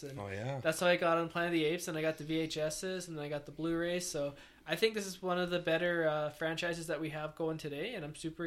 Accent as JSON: {"language": "English", "country": "Canada", "said": "as a Canadian myself."}